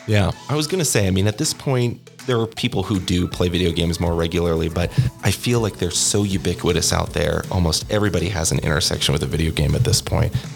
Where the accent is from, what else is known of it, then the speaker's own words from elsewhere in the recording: Oregon, United States; now in New Mexico, United States; I'm a transplant, as they say. I am from Oregon